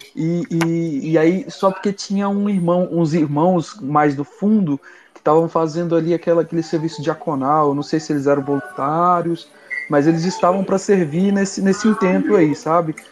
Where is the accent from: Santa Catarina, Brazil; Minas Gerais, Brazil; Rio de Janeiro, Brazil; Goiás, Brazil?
Goiás, Brazil; Anápolis; A gente é daqui de, de Anápolis, Goiás